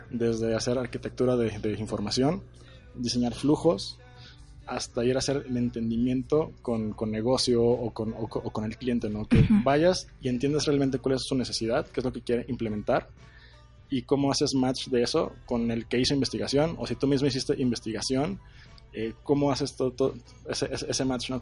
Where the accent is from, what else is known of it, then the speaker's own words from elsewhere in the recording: Torreón, Coahuila, Mexico; yo soy de Torreón, eh, lagunero